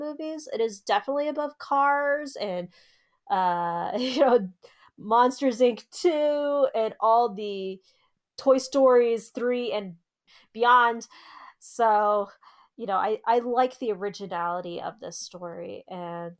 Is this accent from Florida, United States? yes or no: no; Arizona, United States; we're from Arizona